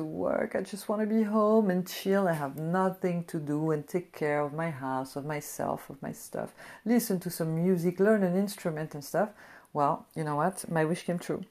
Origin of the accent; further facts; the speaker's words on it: France; now in United States; I come from France